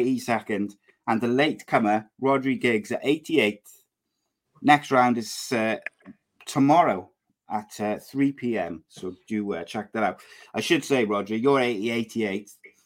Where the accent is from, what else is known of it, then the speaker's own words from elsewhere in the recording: Wales, United Kingdom; Look, I as a Welsh football fan, and you won't hear me say this very often